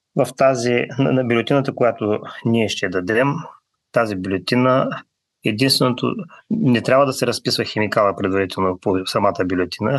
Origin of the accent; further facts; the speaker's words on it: Bulgaria; now in New Zealand; Ние сме българи, носим си го българското в себе си